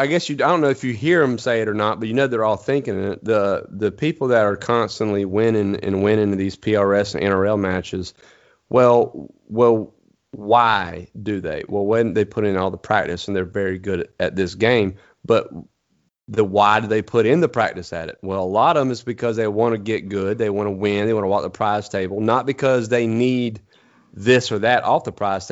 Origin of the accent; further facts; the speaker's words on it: eastern North Carolina, United States; I'm from East North Carolina. Anywhere I need to go, I can pretty much see because it's flat